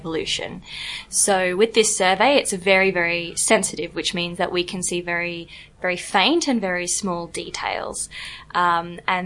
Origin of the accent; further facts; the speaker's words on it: Perth, Western Australia, Australia; moved away as an adult; also born or lived in Oxford, United Kingdom; now in Zagreb, Croatia; I'm from Australia. I grew up in Perth